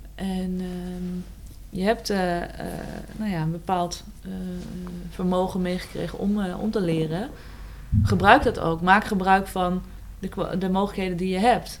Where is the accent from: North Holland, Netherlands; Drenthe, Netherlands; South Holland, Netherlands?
Drenthe, Netherlands; Eelde; Ja, ik ben opgegroeid in Eelde Zwolle. Eigenlijk mijn hele jeugd heb ik daar gewoond